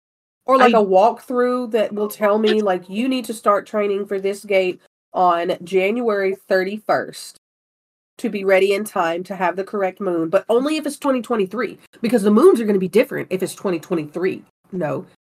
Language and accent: English; Gulf Coast, United States; growing up on the Gulf Coast